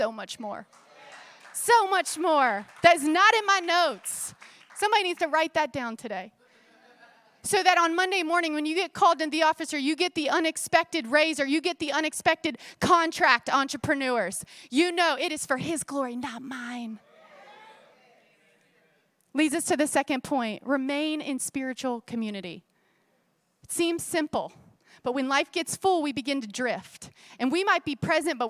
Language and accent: English; Florida, United States; I grew up in Florida at the Itchituckney River